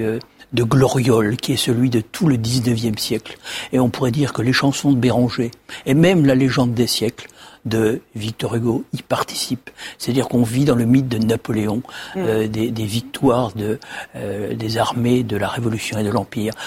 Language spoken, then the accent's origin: French; Haut-Doubs, Bourgogne-Franche-Comté, France; dans le Haut-Doubs, qui est mon pays d'origine